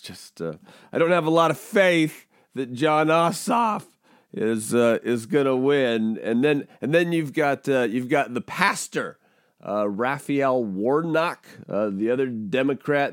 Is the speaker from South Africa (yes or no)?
no; Pacific Northwest, United States; I'm from the Pacific Northwest, like, I'm a, I'm a Pacific Northwest kid